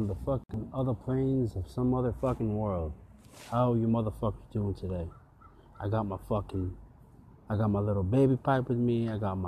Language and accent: English; San Jose, California, United States; growing up in the West Coast here in San Jose